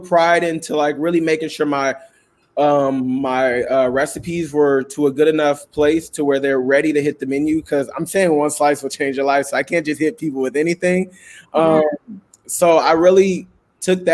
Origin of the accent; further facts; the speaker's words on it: Richmond, California, United States; I'm from Richmond, California, where a lot of people my age choose to do a lot of different things